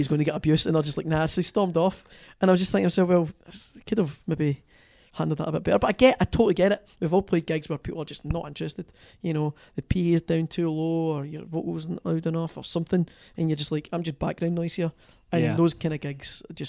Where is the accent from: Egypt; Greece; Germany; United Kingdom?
United Kingdom; Greenock, Scotland; accent: Scottish; my hometown of Greenock